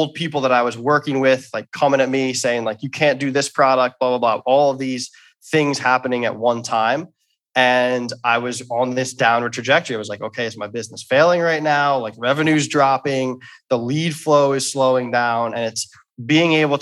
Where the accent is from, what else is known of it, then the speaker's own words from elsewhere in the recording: Philadelphia, Pennsylvania, United States; I'm from Philadelphia